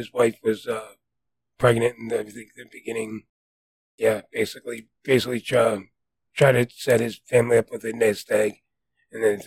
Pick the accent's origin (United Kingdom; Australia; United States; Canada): United States; New Jersey; accent: New Jersey; moved away; being from New Jersey, my accent, you know, being removed from New Jersey for so long